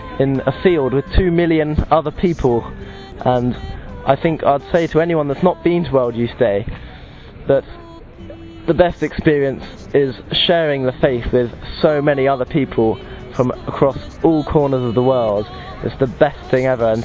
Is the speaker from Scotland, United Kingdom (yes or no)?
no; London, United Kingdom; I'm from South London